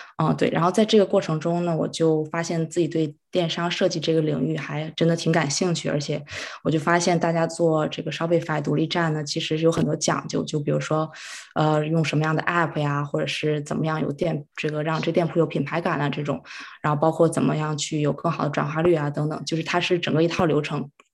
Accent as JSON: {"language": "Chinese", "town": "Harbin", "region": "Heilongjiang", "country": "China", "moved": "as an adult", "lives_now": "Vancouver, Canada", "said": "我是哈尔滨人，然后呢，七年之前是来到加拿大这边读书，啊，本科学的是商科，就毕业之后我是在一个银行，在这边的银行工作"}